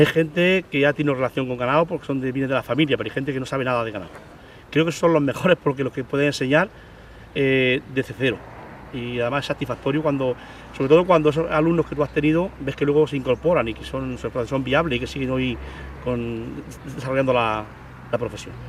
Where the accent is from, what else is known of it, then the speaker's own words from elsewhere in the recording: Santiago de la Espada, Andalusia, Spain; mi pueblo, Santiago de la Espada